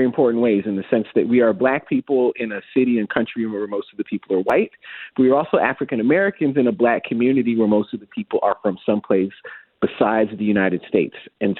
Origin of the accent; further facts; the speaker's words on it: Mississauga, Ontario, Canada; We grew up in Mississauga.